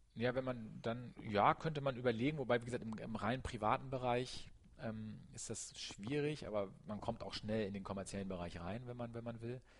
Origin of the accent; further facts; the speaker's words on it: Germany; wir als Deutsche oder auch als Europäer